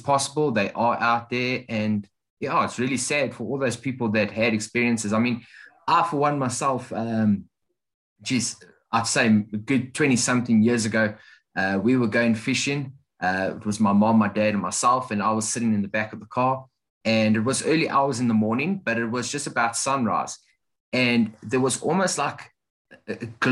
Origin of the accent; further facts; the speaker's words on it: South Africa; as a South African